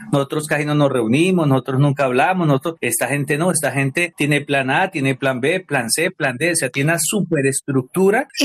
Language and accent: Spanish; Colombia; now in Cali, Colombia; la gente que es de mi, de, mi origen, de allá mi pueblo